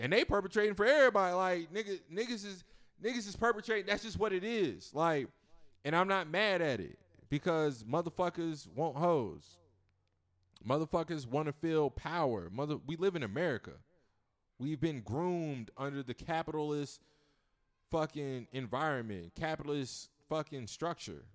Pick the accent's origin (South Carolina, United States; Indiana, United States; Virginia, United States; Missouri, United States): Virginia, United States; I'm from Virginia.